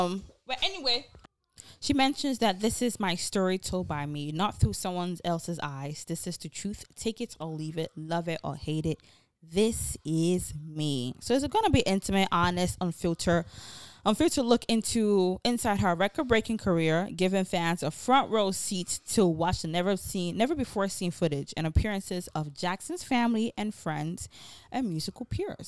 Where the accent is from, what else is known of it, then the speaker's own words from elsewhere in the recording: Nigeria; accent: Nigerian; Nigerian, we say different ways.